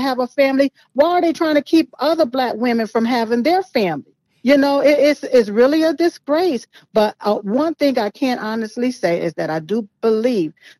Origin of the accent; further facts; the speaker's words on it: United States; I am here in America, was born on this soil